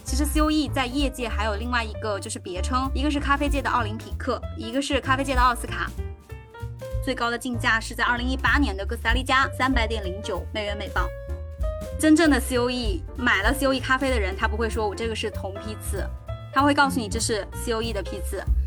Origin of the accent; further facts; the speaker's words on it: Anqing, Anhui, China; 我是来自于两弹元勋，邓家先先生的故乡安徽安庆